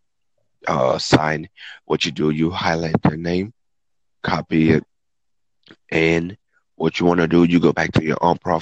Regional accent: Texas, United States; I'm from Texas

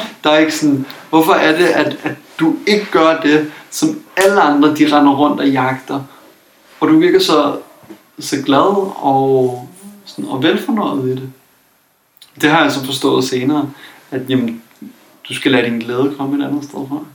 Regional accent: Copenhagen, Capital Region of Denmark, Denmark; jeg kommer fra København

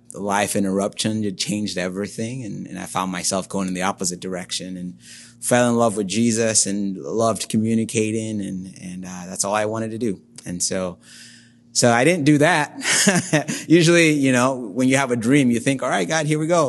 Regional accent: Nigeria; moved away as an adult; now in Toledo, United States; I was born and raised in Nigeria, which is in West Africa. Spent the first nineteen or so years of my life there.

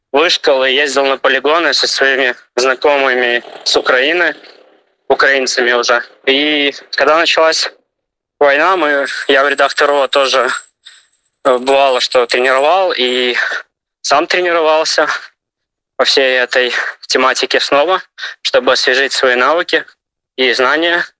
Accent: Ivatsevichy, Brest Region, Belarus; moved away as an adult; now in Ukraine; я родом из Беларуси, из города Ивацевичи, Брестская область

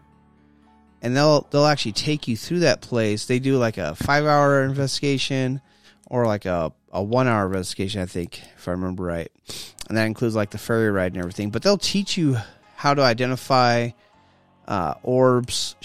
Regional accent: California, United States; moved away; I'm more from California.

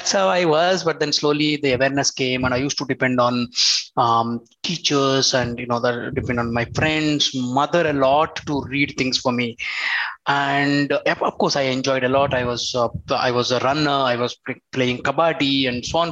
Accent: Andhra Pradesh, India; I was born and brought up in Andhra.

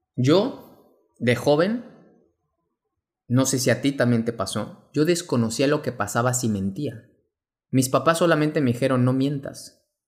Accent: Mexico; mexicano, emprendedor y empresario

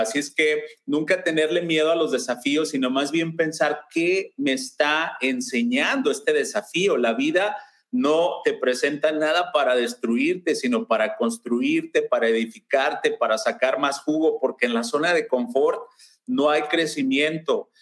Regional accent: Mexico; now in Lakewood, United States; yo soy mexicano, si ya se alcanzaron a percatar del acento, y, tengo eh, eh, ya la mayor parte de mi vida en Estados Unidos

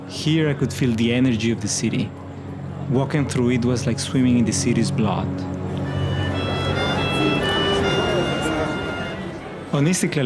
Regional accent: Peru; moved away as an adult; now in Istanbul, Turkey; when I was growing up in Peru

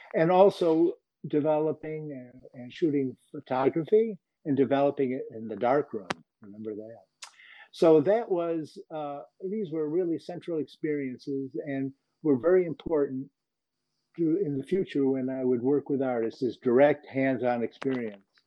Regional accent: Rochester, New York, United States; I grew up in Rochester, New York

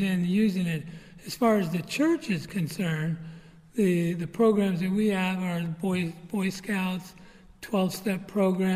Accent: San Francisco Bay Area, Marin County, California, United States; now in Glen Rock, United States; I grew up in the San Francisco Bay Area, Marin County

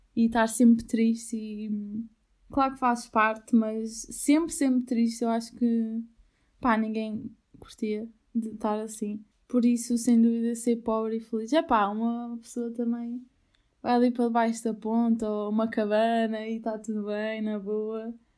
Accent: Albufeira, Algarve, Portugal; moved away as an adult; also born or lived in Aveiro; Albufeira, para mim, eh, tem um lugar, ó, primeiro de tudo é a minha casa, foi onde eu nasci

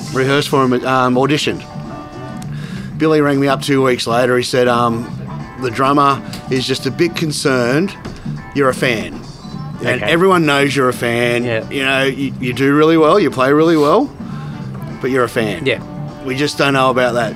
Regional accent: Goulburn, New South Wales, Australia; moved away as an adult; also born or lived in Sydney; now in Canberra, Australia; growing up in Goulburn

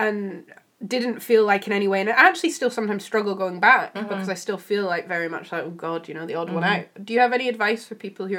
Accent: Scotland, United Kingdom; we're from Scotland

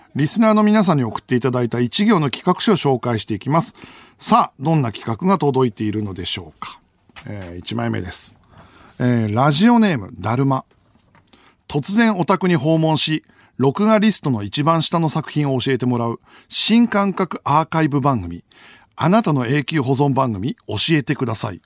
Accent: Iwaki, Fukushima, Japan; うちの地元のすき家とかもそうかもな。あの、いわき市のね

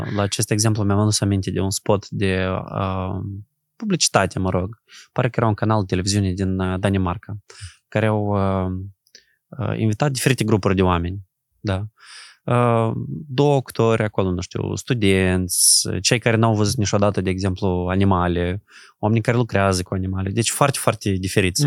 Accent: Moldova; noi suntem moldoveni

